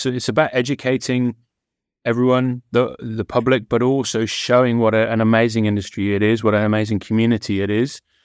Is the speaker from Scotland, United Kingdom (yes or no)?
no; West Country, South West England, United Kingdom; I'm from the West Country